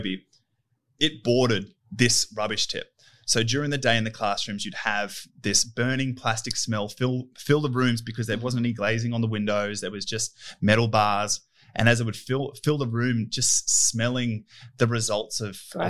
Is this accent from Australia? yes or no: yes; Richmond, New South Wales, Australia; I grew up in Richmond, Windsor, Western Sydney. Spent all my schooling life there.